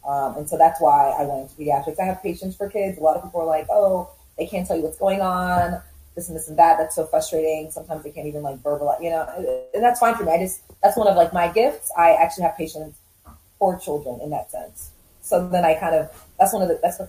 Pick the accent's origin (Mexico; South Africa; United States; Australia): United States; I was born in the U.S. Originally, I'm from Uganda and Rwanda. So every time I would go to visit my family, we would always go back